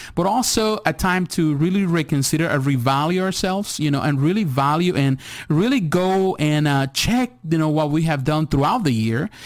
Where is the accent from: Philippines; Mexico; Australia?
Mexico; moved away; I was born in Mexico, so I live in Mexico as a kid.